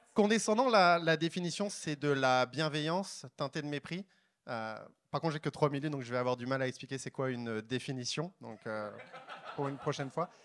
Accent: France; moved away as an adult; also born or lived in Paris; now in Montreal, Canada; je suis français, pour de vrai. français. J'habite à Montréal, avant j'habitais à Paris

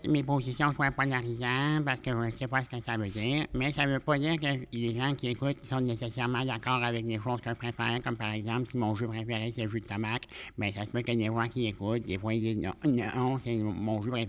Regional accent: Quebec, Canada; dans le centre du Québec.

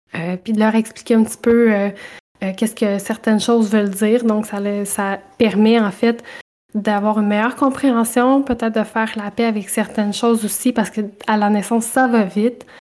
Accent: Saint-Boniface, Quebec, Canada; je suis une petite bonifacienne, donc je viens de Saint-Boniface en Mauricie

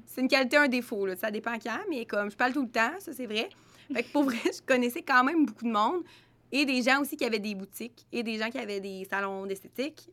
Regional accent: Trois-Rivières, Quebec, Canada; on vient de Trois-Rivières

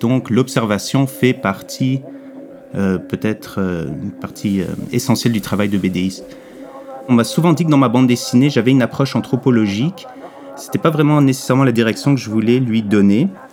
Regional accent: Quebec, Canada; En grandissant au Québec, euh, immigrant de deuxième génération, une mère française de France, un père américain, j'ai grandi pendant le deuxième référendum.

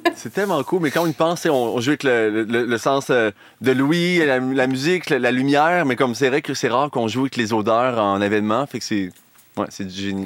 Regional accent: Chaudière-Appalaches, Quebec, Canada; ma région d'origine, Chaudière-Appalaches

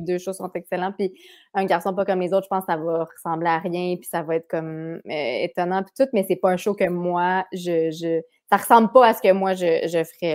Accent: Quebec City, Quebec, Canada; now in Montreal, Canada; Cap Rouge, euh, c'est mon patelin

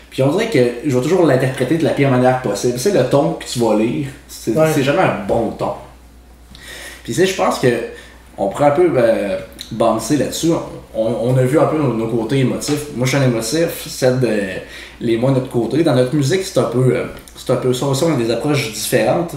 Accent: Quebec City, Quebec, Canada; Moi, je suis né pas en banlieue de Montréal, moi, je viens de Québec. Puis, j'ai grandi euh, dans le coin.

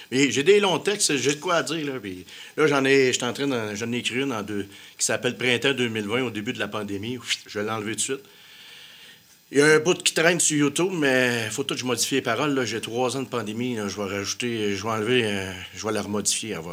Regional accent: Quebec, Canada; Moi, je viens du Québec, c'est là ce qui fait faire.

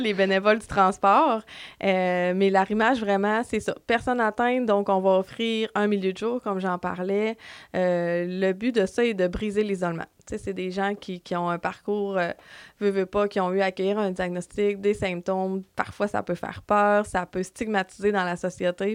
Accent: Dolbeau-Mistassini, Quebec, Canada; je viens de Dolbeau et euh, depuis toujours, j'ai resté à Dolbeau

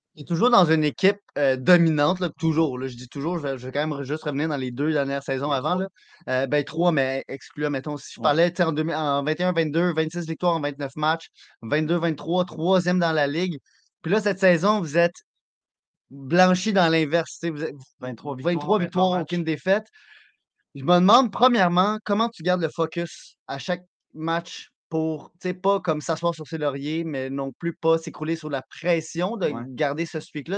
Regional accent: Quebec, Canada; en tant que Québécois

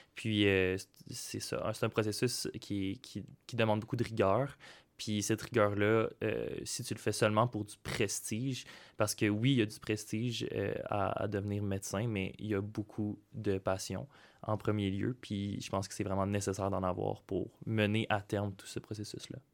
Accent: Saint-Jean-sur-Richelieu, Quebec, Canada; moved away as an adult; now in Sherbrooke, Canada; je viens du cégep de Saint-Jean-sur-Richelieu

